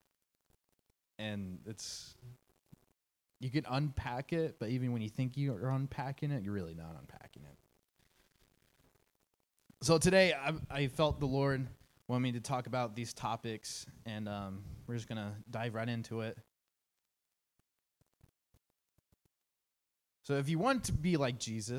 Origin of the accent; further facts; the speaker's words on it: Pleasant Hill, United States; I grew up in Pleasant Hill, which is about 30 minutes from here, for about 18 years